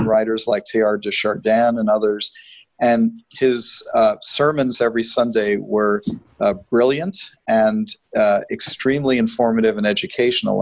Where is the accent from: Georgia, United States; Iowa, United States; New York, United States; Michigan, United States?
New York, United States; New York City; moved away; also born or lived in Arizona; I grew up in New York City, but uh, at least for the first six years of my life, we were within walking distance of the Hayden Planetarium